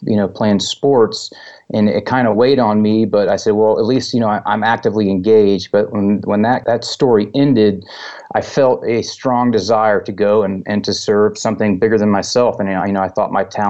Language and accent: English; Texas, United States; I grew up in Texas